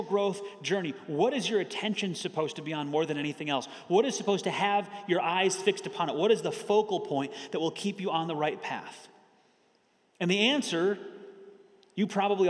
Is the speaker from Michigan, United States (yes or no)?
yes; Michigan, United States; moved away as an adult; I grew up in Michigan, so I spent 18 years in the cold and snow